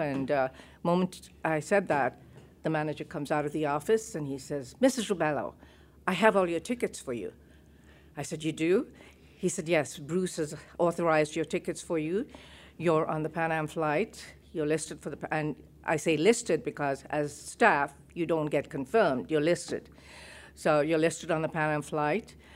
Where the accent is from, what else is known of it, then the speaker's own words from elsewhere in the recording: Kenya; moved away as an adult; also born or lived in Uganda; I'm a Kenyan citizen